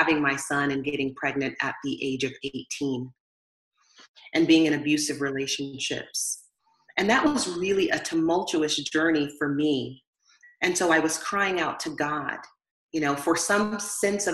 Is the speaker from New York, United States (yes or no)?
no; Southern California, United States; I grew up in Southern California here in the United States.